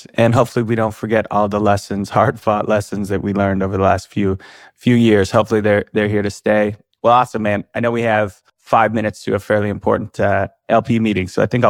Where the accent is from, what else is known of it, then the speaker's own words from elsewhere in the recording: Canada; as a Canadian